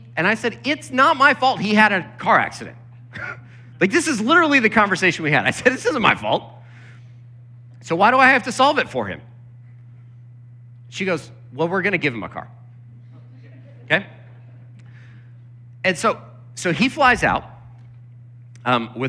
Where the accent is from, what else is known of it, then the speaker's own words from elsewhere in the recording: Lancaster, Pennsylvania, United States; I grew up in Lancaster, Pennsylvania, where, you know, it's just surrounded by farms